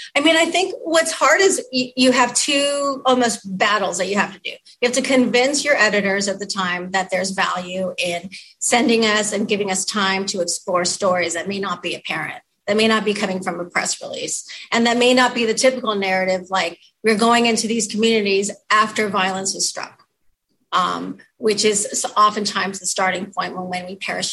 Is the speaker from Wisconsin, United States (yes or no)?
no; Southern California, United States; now in Seattle, United States; the apartments that I grew up in Southern California